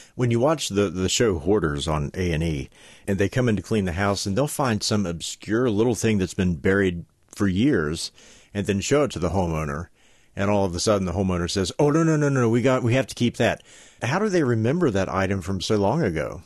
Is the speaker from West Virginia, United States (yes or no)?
yes; West Virginia, United States; as we say in West Virginia